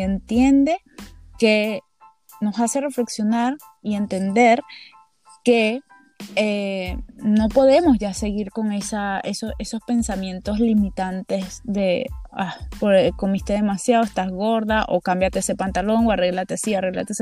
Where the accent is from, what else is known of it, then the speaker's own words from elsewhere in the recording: Venezuela; en Venezuela en general